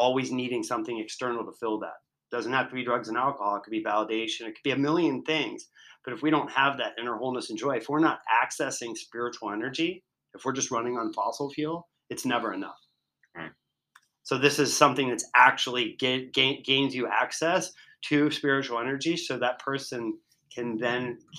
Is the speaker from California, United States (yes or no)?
no; Virginia, United States; I'm from Virginia